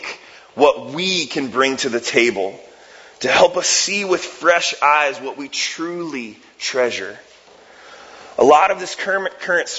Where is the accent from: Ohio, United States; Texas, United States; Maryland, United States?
Ohio, United States; moved away; I'm from Ohio and I'm a huge Cleveland Cavs fan